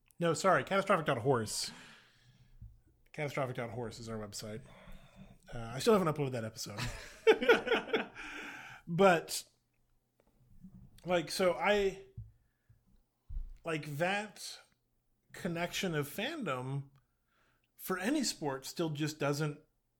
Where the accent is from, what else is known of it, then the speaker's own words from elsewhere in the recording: Boston, Massachusetts, United States; The same way growing up in Boston, you couldn't not celebrate the Red Sox winning in 2004.